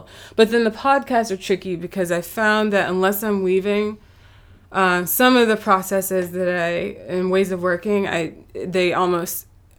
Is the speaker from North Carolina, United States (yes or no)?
yes; Huntersville, North Carolina, United States; I'm from North Carolina. I'm from Charlotte, but also a little outside of Charlotte, Huntersville